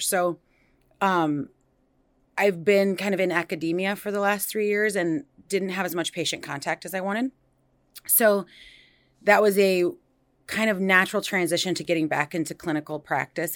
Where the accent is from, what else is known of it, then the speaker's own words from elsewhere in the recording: Des Moines, Iowa, United States; now in Cedar Rapids, United States; I was born and raised in Des Moines, but I've been in the Cedar Rapids area since two thousand one